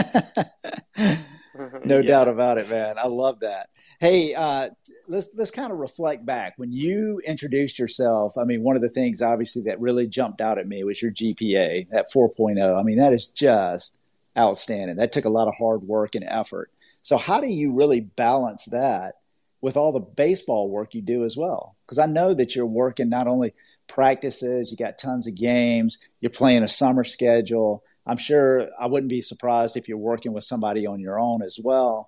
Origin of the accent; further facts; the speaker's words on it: Georgia, United States; accent: Southern; now in Orlando, United States; I am originally from Georgia. I have a little bit of a Southern accent